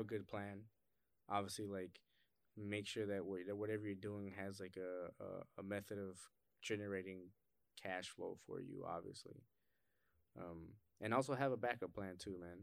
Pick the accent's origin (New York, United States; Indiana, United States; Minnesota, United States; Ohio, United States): Ohio, United States; Cleveland; growing up in Cleveland or, like, just growing up in inner city